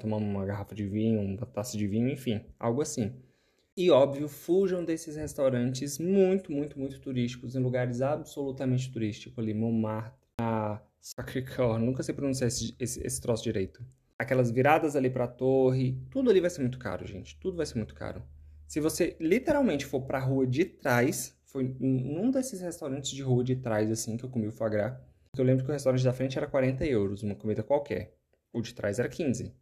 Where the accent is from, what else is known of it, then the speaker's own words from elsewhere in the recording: Brazil; sim, sou brasileiro